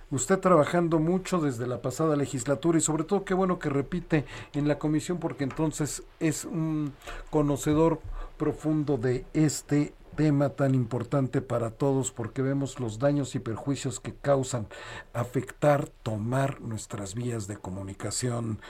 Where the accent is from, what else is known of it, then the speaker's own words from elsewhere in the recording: Mexico; lo que somos los mexicanos, que somos de lo mejor de lo mejor